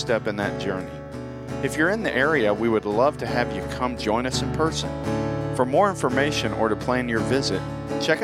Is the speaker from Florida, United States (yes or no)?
yes; Tampa, Florida, United States; I grew up in Florida